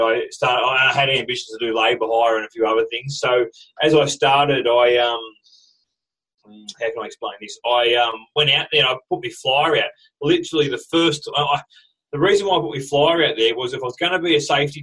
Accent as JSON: {"language": "English", "town": "Cobar", "region": "New South Wales", "country": "Australia", "tie": "born or raised there", "also_born_or_lived": "Mackay, Queensland / Hunter Valley, New South Wales", "said": "I grew up in Cobar, like you work in a mining community"}